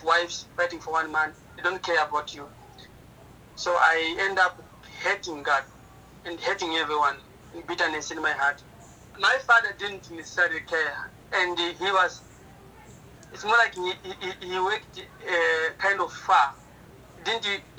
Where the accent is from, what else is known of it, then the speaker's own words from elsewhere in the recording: Sussundenga district, Manica, Mozambique; I was born in Sosundenga district in Manica province in Mozambique